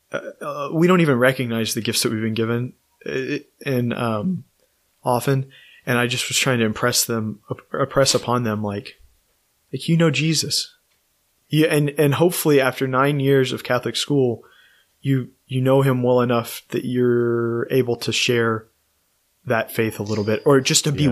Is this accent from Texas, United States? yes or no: yes; College Station, Texas, United States; now in Austin, United States; I grew up in College Station